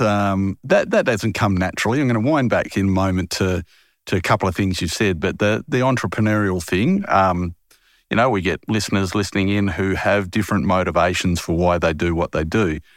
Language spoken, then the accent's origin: English; Harvey, Western Australia, Australia; moved away as an adult; I haven't lived in my hometown of Harvey, where I was born